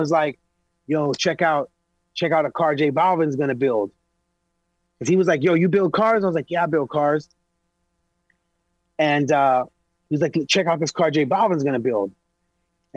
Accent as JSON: {"language": "English", "town": "Los Angeles", "region": "California", "country": "United States", "said": "I'm from East LA, bro. I was one of the only black families in an all Mexican neighborhood"}